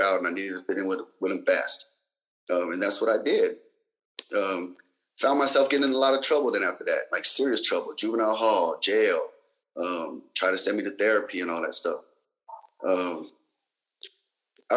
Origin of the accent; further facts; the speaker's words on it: Salinas, California, United States; also born or lived in Germany; I was from Salinas, California